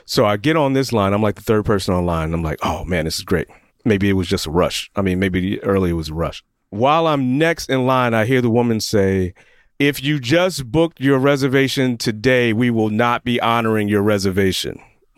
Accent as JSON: {"language": "English", "town": "Atlanta", "region": "Georgia", "country": "United States", "said": "I'm from Atlanta"}